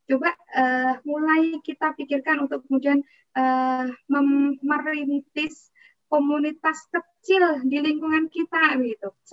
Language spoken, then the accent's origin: Indonesian; Prambanan, Indonesia; Akhirnya saya data ini di kampung saya di Prambanan itu ada berapa lansia.